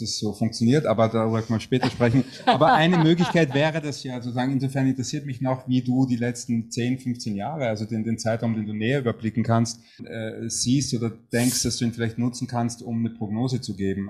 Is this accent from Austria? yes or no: yes; Vienna, Austria; als Wiener